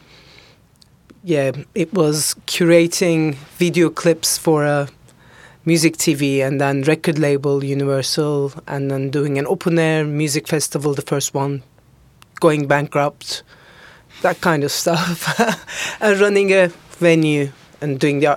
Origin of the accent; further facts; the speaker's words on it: Ankara, Turkey; I was born in Ankara, Turkey